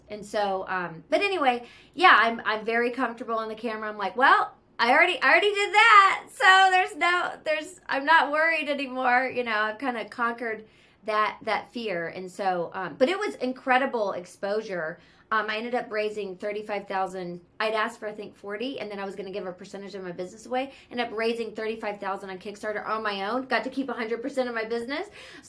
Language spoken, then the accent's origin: English; the South, United States; now in California, United States; I'm from the South and I live in California. So I always joke and call it Southern California charm.